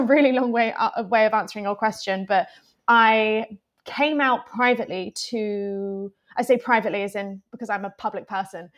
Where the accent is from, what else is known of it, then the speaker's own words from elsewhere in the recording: Plymouth, South West England, United Kingdom; moved away as an adult; now in London, United Kingdom; originally, I'm from Plymouth, which is a smallish town, um, in the southwest of England.